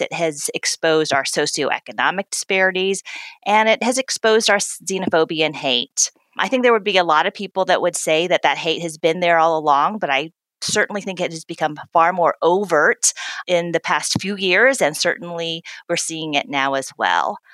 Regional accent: the American South, United States; I'm a proud daughter of Korean immigrants. I grew up in the American South

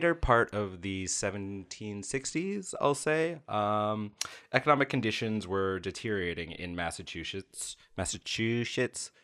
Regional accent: Canada; we are Canadian

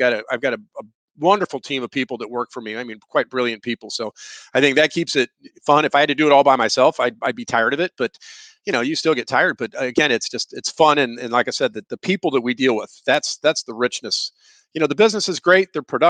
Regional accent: Missouri, United States; We're from Missouri. You know, show me, I want to show you.

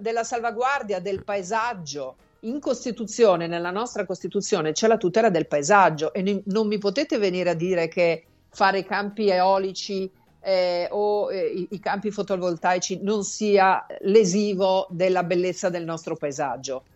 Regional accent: Sicily, Italy; in Sicilia da dove vengo io

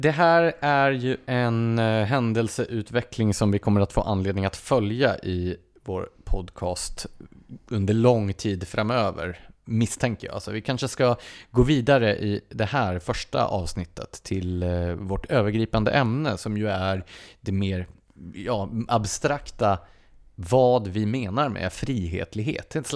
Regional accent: Skåne, Sweden; Som skåning kan jag ändå, nej, jag fattar vad du menar.

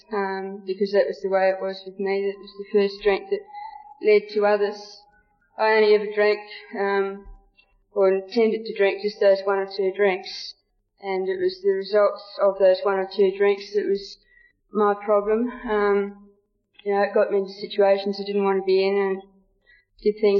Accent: Geelong, Victoria, Australia; I'm from Geelong, Victoria

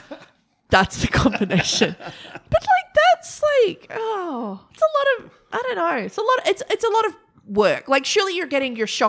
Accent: Broken Hill, New South Wales, Australia; born or raised there; moved away

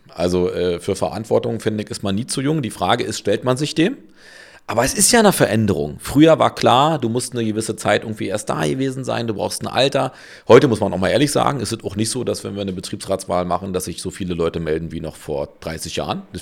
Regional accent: Berlin, Germany; ich bin Berliner, ja, und für mich war klar, ich bin äh, groß geworden, äh, also in Köpenick geboren, groß geworden in Marzahn

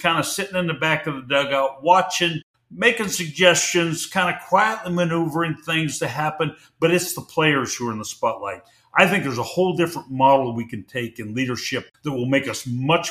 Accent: Pacific Northwest, United States; I grew up in the Pacific Northwest

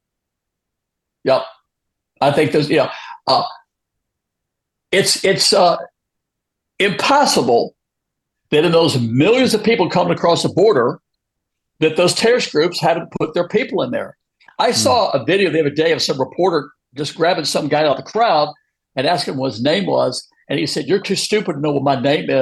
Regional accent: United States; I'm an American citizen. I've lived here for 74 years

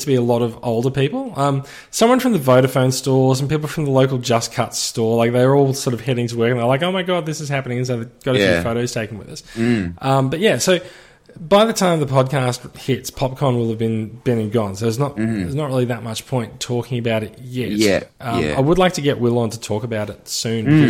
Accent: Melbourne, Victoria, Australia; now in Sydney, Australia; I grew up in Melbourne

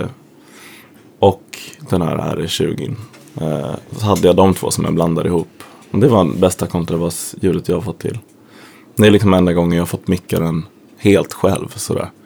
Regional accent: Sweden; kommer dit som svensk och är van att ifrågasätta auktoriteter

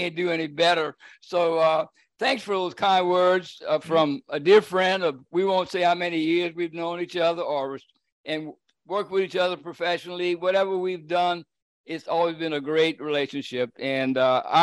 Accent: Cajun, Louisiana, United States; I'm Cajun from the top of my head to the bottom of my feet

